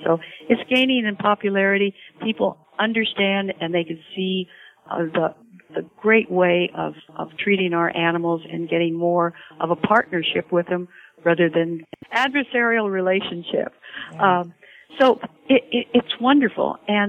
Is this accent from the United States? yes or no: yes; Salinas, California, United States; I was raised in Salinas